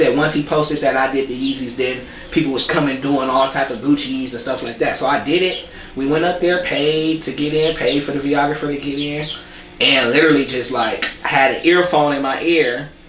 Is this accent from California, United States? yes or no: yes; Compton, California, United States; I'm Southern in nature.